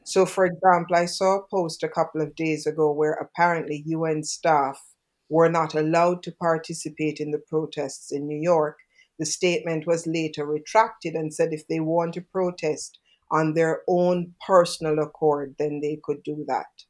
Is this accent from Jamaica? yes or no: yes; Jamaica; I'm from Jamaica.